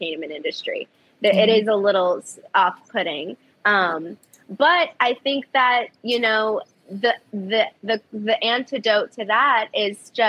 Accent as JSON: {"language": "English", "town": "Kissimmee", "region": "Florida", "country": "United States", "tie": "born or raised there", "also_born_or_lived": "Chicago, Illinois / Virginia", "moved": "yes", "lives_now": "Los Angeles, United States", "said": "where I really grew up was in Kissimmee, Florida"}